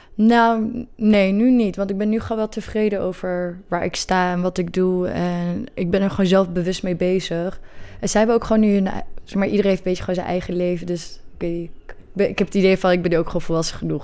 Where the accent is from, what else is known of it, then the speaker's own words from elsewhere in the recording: Netherlands; Ik ben hier opgegroeid, hier ook geboren, maar allebei mijn ouders komen uit Marokko